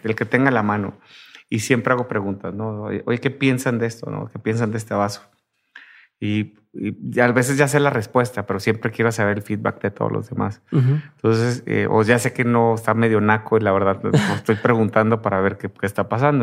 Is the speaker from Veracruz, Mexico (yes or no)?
no; Tijuana, Baja California, Mexico; yo soy de Tijuana